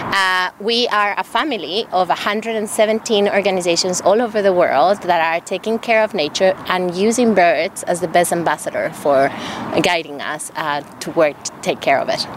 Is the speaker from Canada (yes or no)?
no; Ecuador; the country where I come from. I'm from, I'm from Ecuador, from South America.